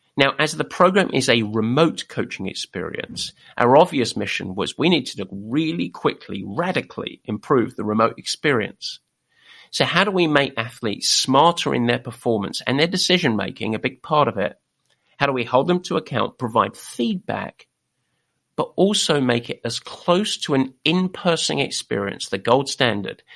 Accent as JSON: {"language": "English", "region": "England", "country": "United Kingdom", "said": "We are English"}